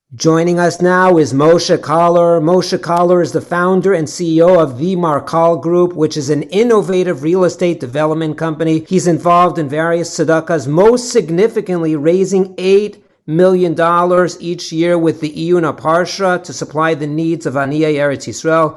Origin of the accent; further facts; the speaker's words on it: Los Angeles, California, United States; I'm from Los Angeles